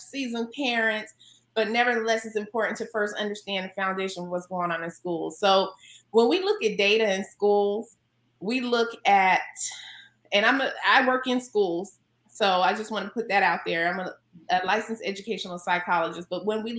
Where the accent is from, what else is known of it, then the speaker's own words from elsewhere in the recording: North Carolina, United States; now in California, United States; North Carolina, where I'm from